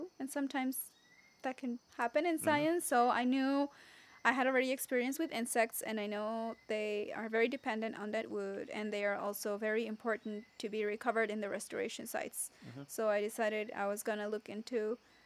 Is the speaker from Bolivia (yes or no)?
yes; Bolivia; moved away; I'm originally from Bolivia